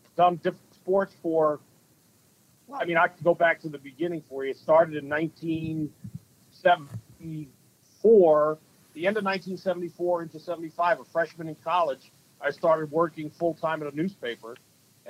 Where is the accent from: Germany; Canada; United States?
United States; Jersey Shore, New Jersey; now in Minnesota, United States; I grew up on the Jersey Shore, which was a great place to grow up as a kid.